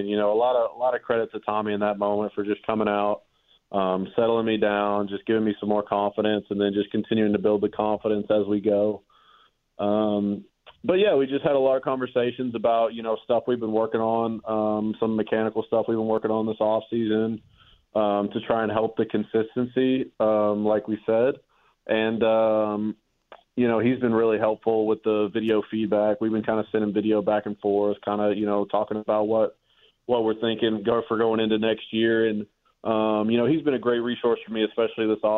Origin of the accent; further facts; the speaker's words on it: Arkansas, United States; growing up in Arkansas